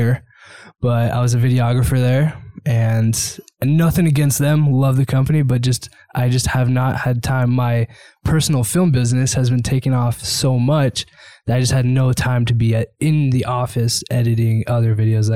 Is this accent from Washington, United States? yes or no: yes; Seattle, Washington, United States; moved away; also born or lived in Idaho / Southwest Florida; Born and raised in Seattle, huge Seahawks fan